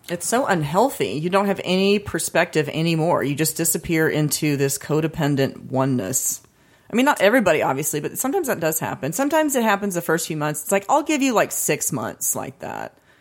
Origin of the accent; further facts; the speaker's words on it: United States; being born into America